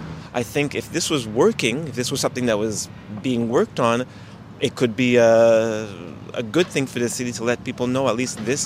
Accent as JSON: {"language": "English", "town": "Montreal", "region": "Quebec", "country": "Canada", "tie": "born or raised there", "said": "I live in downtown Montreal. Born and raised in Montreal and love my city."}